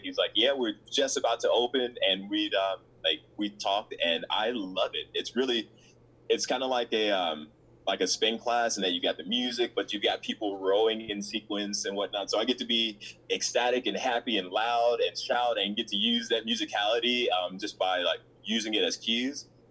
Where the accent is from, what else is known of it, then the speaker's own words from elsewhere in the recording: Memphis, Tennessee, United States; moved away as an adult; also born or lived in Chicago, Illinois / Mississippi; I ended up living in uh, Memphis, Tennessee, with my dad and um, that's where I went to. Uh, that's where I graduated from high school